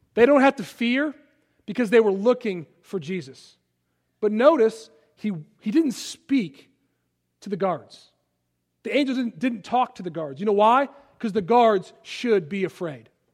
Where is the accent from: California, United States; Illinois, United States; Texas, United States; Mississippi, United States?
Illinois, United States; Palatine; moved away as an adult; also born or lived in Philadelphia, Pennsylvania / Washington, D.C.; now in Rock Hill, United States; I grew up in Chicago, outside of Chicago.